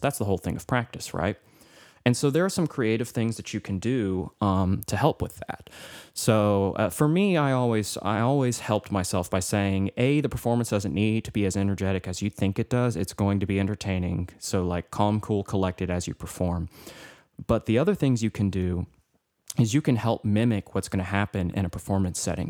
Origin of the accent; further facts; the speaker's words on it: Cookeville, Tennessee, United States; I was from Cookville, which is an hour away